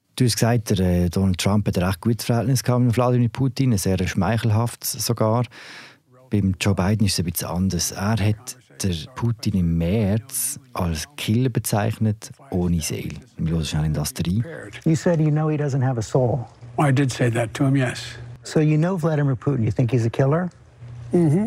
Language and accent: German; Switzerland